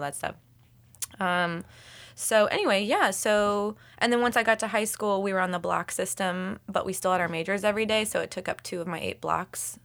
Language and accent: English; Lexington, Kentucky, United States; moved away; I'm from Kentucky.